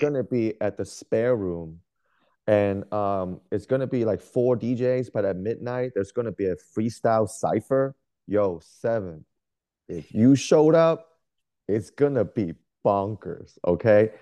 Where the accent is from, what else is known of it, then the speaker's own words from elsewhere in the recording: Bay Area, California, United States; moved away as an adult; now in Portland, United States; I'm originally from California. I grew up in the Bay Area